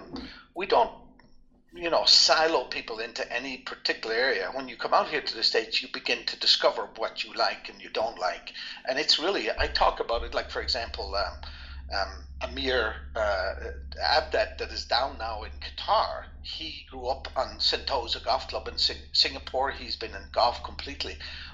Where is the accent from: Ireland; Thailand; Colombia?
Ireland; also born or lived in France / Netherlands; now in United States; I always talk about I grew up in Ireland. Maybe I was a little bit sheltered. You know, it was all Irish people.